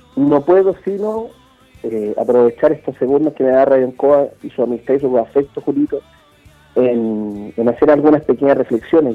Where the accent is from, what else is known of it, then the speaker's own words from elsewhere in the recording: Chile; yo fui alcalde de la ciudad que me dio nacer, donde mis padres crecieron, donde me educaron, donde me formé